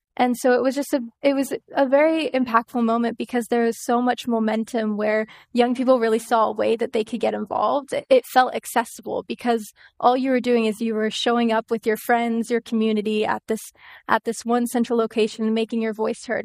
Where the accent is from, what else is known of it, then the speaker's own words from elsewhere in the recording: Northern California, United States; moved away as an adult; also born or lived in New York City; I'm originally from Northern California